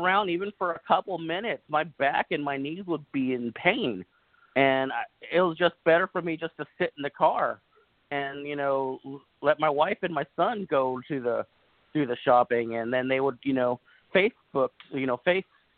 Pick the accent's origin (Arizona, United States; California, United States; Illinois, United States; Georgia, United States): California, United States; Los Angeles; now in Northern Kentucky, United States; I'm originally from Los Angeles, California, but I live in Northern Kentucky now